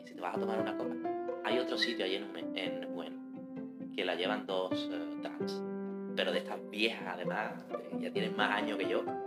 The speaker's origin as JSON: {"language": "Spanish", "country": "Spain", "said": "las series que nosotros recibimos en España"}